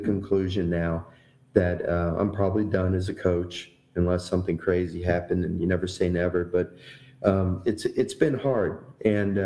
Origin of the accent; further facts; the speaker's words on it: Miami, Florida, United States; moved away as an adult; also born or lived in Notre Dame, Indiana; now in Louisiana, United States; I grew up in Miami